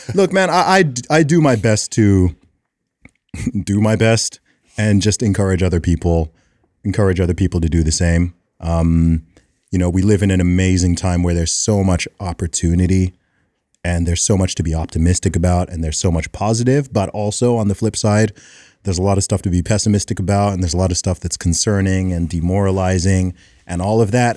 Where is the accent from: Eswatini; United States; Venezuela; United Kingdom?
United Kingdom; I'm like a British Will Smith